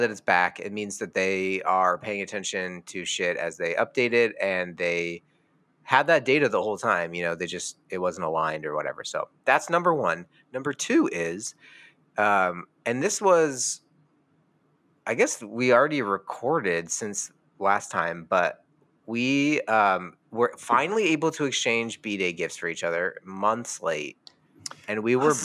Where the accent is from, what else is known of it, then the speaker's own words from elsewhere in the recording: United States; me as an American